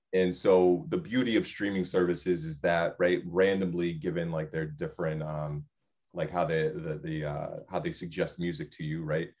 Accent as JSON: {"language": "English", "town": "West Haven", "region": "Connecticut", "country": "United States", "tie": "born or raised there", "said": "I grew up in West Haven, but I didn't grow up in a predominantly white space."}